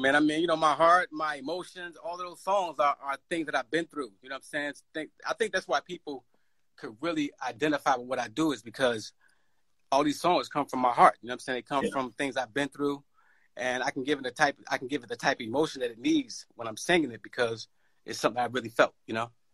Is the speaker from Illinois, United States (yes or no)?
yes; Chicago, Illinois, United States; growing up in Chicago